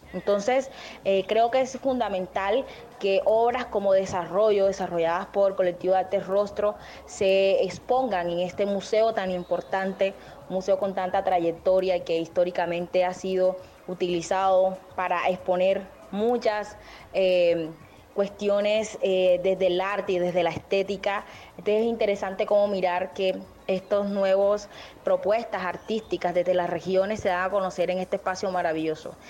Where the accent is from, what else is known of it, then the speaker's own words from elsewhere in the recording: Turbaco, Bolívar, Colombia; soy de Turbana, que está un poquito más alejado, digamos, en la región